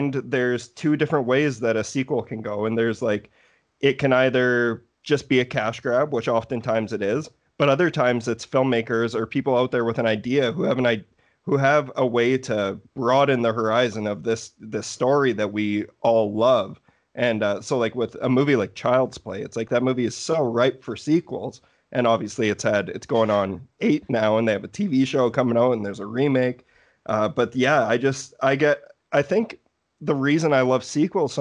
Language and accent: English; Canada; also born or lived in Saskatoon; I'm a Canadian boy